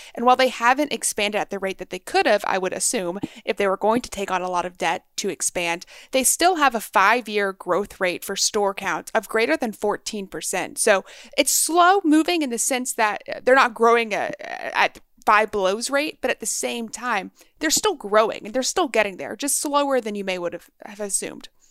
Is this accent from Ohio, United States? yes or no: no; Texas, United States; now in Maryland, United States; I was raised in Texas